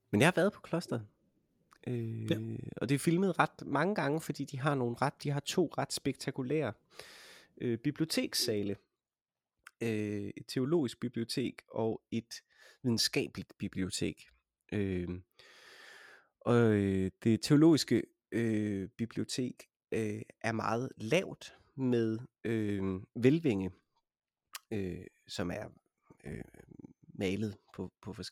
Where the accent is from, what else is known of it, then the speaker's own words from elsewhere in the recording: Denmark; jeg er også organist fra Danmark